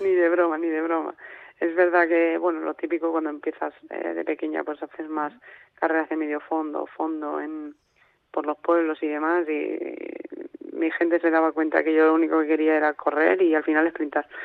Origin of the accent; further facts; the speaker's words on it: Castilla-La Mancha, Spain; now in Granada, Spain; yo soy manchega y, y vivo en, en Granada por entrenamiento